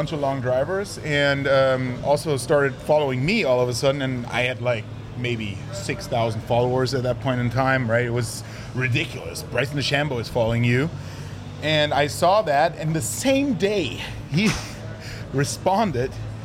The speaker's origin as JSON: {"language": "English", "country": "Germany", "tie": "born or raised there", "moved": "yes", "said": "I was back home in my hometown"}